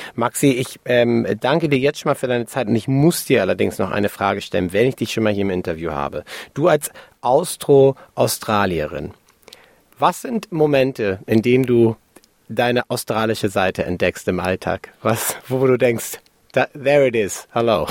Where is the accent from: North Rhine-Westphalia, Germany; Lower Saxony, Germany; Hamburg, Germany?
Hamburg, Germany; ich bin Hamburger Jung